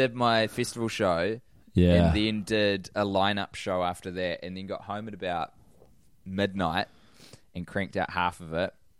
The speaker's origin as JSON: {"language": "English", "town": "Christchurch", "region": "Canterbury", "country": "New Zealand", "tie": "born or raised there", "said": "I was born in Christchurch in 1987"}